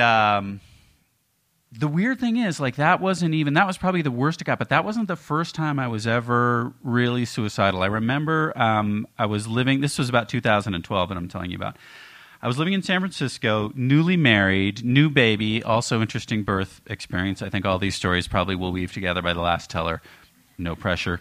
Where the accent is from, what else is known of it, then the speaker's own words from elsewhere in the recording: Canada; moved away; being Canadian